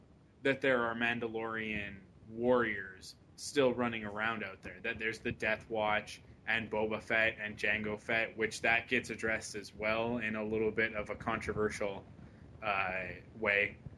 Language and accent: English; Canada; I'm a Canadian